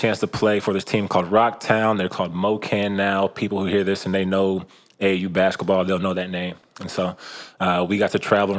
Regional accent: Kansas City, Missouri, United States; moved away as an adult; also born or lived in Iceland / France; born and raised Kansas City.

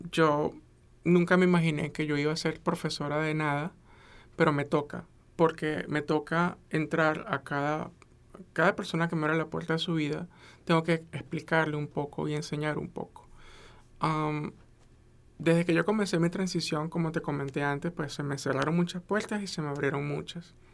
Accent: United States; yo soy una persona profesional, soy bilingüe, soy americana y tengo una niña de 13 años

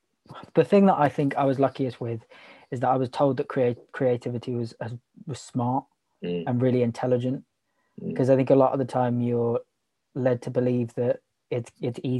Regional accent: Broxbourne, East of England, United Kingdom; moved away as an adult; also born or lived in Manchester; I grew up in Hertfordshire, Broxbourne.

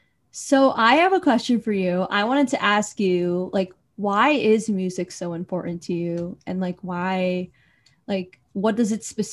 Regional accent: Philippines; Because maybe because we're both Filipino, we're both talking about this

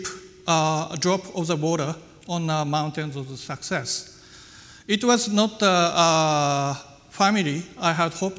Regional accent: Aizu, Fukushima, Japan; English is a second language; also born or lived in Tokyo; my hometown, which was long been famous for its traditional Japanese craft lacquerware

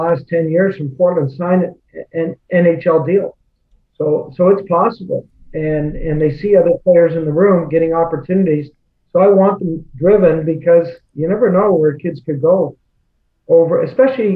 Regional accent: Nova Scotia, Canada; moved away; We're both from the Maritimes. I'm from Nova Scotia.

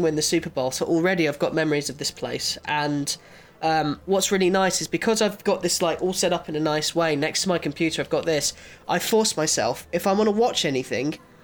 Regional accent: Copthorne, South East England, United Kingdom; also born or lived in Guildford; I know the area really well. Of course, I've grown up around here

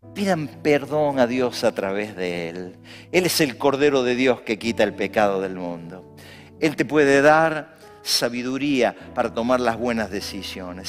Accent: Argentina

